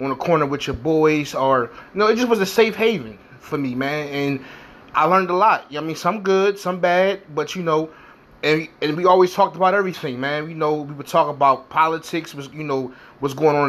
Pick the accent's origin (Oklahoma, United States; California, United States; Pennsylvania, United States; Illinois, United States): Pennsylvania, United States; Philadelphia; I'm from North Philadelphia, born and raised